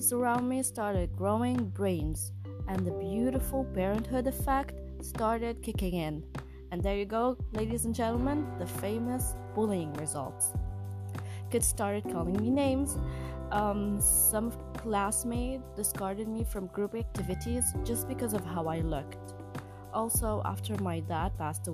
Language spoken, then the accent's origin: English; Lebanon; also born or lived in Mindanao, Philippines; 3 months after my birth, we arrived to Lebanon